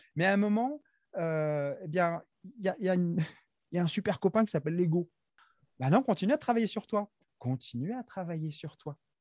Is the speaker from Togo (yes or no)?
no; Madagascar; moved away as an adult; now in France; je suis originaire de Madagascar